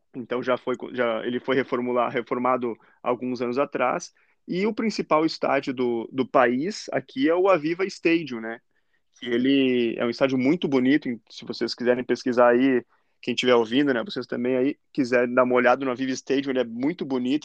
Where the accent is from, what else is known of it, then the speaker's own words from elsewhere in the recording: Lajeado, Rio Grande do Sul, Brazil; moved away as an adult; also born or lived in Guaporé; now in Ireland; sou de Guaporé, né, na Serra Gaúcha, mas eu morei quase a vida inteira em Lajeado